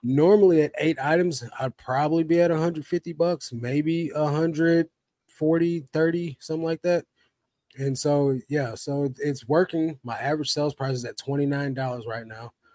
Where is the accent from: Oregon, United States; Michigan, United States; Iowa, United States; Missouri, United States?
Missouri, United States; St. Louis; moved away; I come from St. Louis